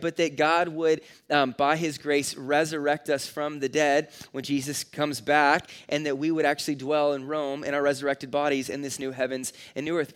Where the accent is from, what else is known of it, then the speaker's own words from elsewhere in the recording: California, United States; now in Nebraska, United States; I grew up in California where you can't, like, personally light off fireworks. So when I moved to Nebraska